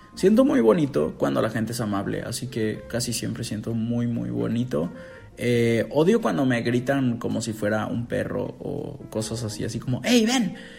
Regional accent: Mexico

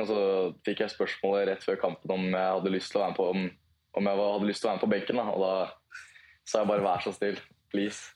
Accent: Lillestrøm, Akershus, Norway; Lillestrøm er delt opp i to, to bydeler, Volla og Vigernes, og det er eh, født og oppvokst på Volla.

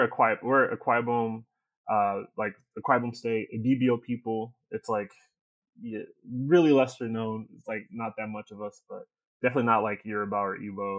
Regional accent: Houston, Texas, United States; I am from Beyonce country, aka Houston. I am Nigerian. Both of my parents are from Nigeria.

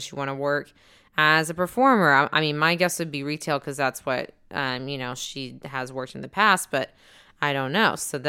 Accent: Dallas, Texas, United States; We are a couple from Dallas, Texas

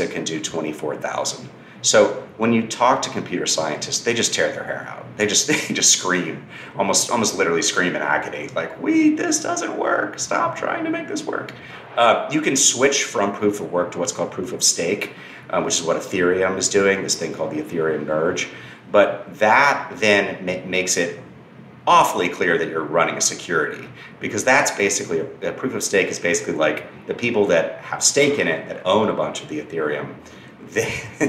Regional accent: Austin, Texas, United States; my hometown of Austin

